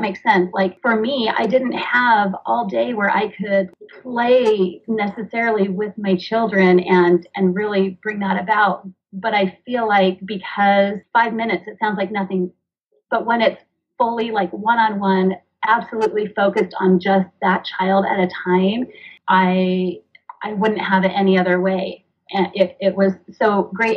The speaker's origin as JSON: {"language": "English", "region": "Washington", "country": "United States", "tie": "born or raised there", "also_born_or_lived": "northern Utah", "moved": "yes", "lives_now": "Utah, United States", "said": "I grew up in Washington State. I now live in northern Utah."}